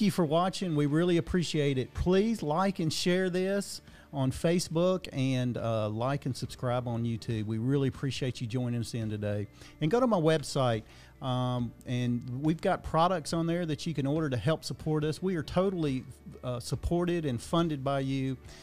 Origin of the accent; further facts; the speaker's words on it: Dickson County, Tennessee, United States; I'm from Dixon County